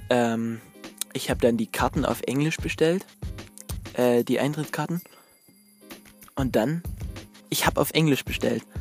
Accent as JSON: {"language": "German", "country": "Germany", "said": "Fragt er, wo, wo kommst du her? Ich sagte, ja, ich komme aus Deutschland."}